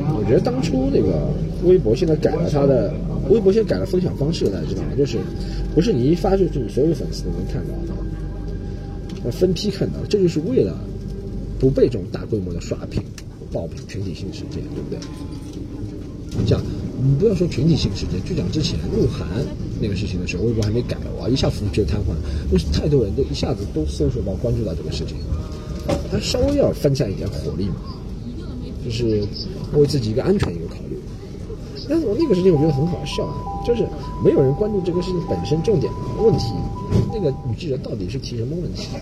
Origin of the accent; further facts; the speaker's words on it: Shanghai, China; 从小生活在上海的关系